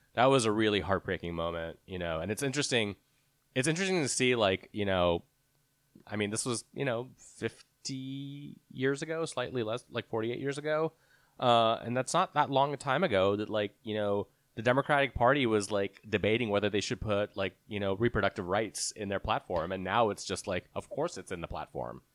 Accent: Texas, United States; I grew up in Texas

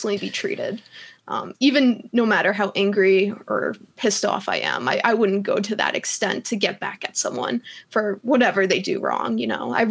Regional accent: New York, United States; now in Colorado, United States; I'm from New York

